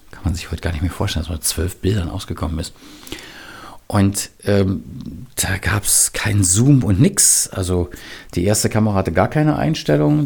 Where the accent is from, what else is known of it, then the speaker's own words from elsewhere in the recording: Berlin, Germany; ich bin im Westberlin aufgewachsen mit einer Mauer drumherum.